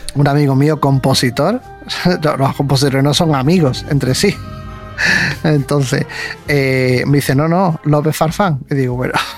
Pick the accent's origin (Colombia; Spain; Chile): Spain; Andalusia; yo soy de San Juan.